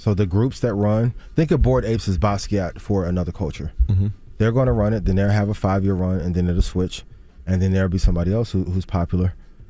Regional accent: East Chicago, Indiana, United States; where I grew up, I'm from East Chicago, Indiana. Grew up 5 minutes from Gary.

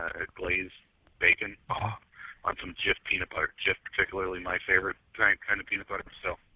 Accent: Iowa, United States; I'm from Iowa.

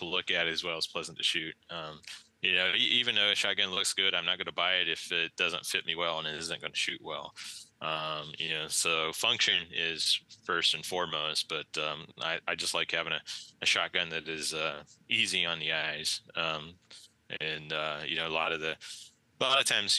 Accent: West Virginia, United States; moved away; Growing up in West Virginia

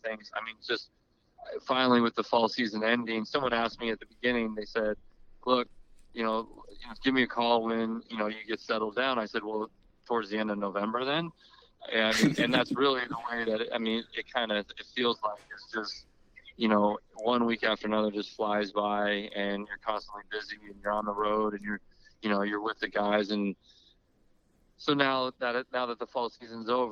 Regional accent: Riverside, California, United States; moved away as an adult; also born or lived in Lubbock, Texas; I'm from Riverside, California, so which is 60 miles east

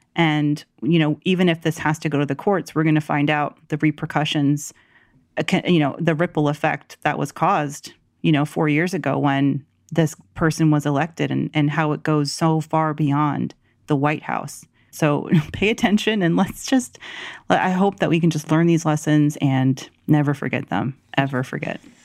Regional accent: the South, United States; growing up in the South

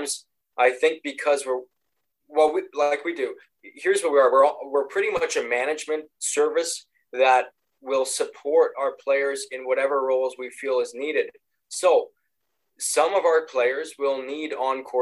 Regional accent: Canada; we grew up a big hockey family. We're Canadian

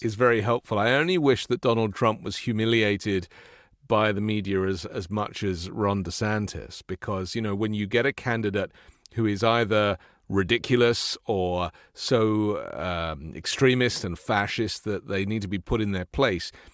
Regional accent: England, United Kingdom; I come from England

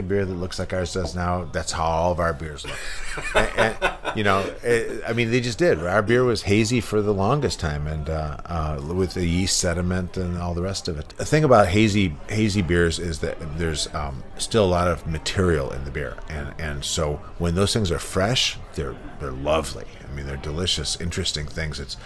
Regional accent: United States; when I was growing up in the United States in the 70s

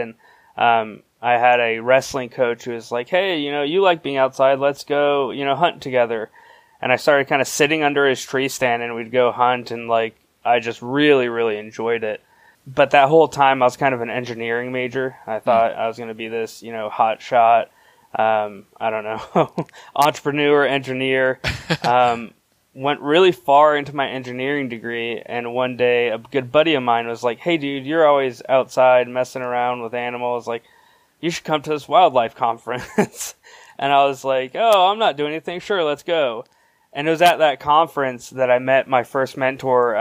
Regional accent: Miami, Florida, United States; moved away as an adult; I grew up in South Florida, like the Everglades, South Florida, set like southern Miami

